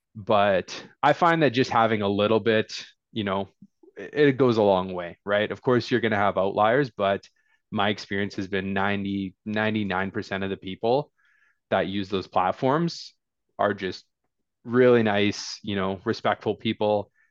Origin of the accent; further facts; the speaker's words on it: Fort Nelson, British Columbia, Canada; I was born in Fort Nelson, B C, so small town boy from way, way northern B C.